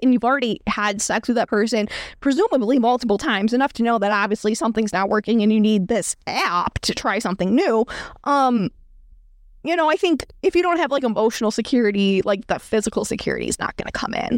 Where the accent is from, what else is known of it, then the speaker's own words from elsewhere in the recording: New York, United States; I'm from New York State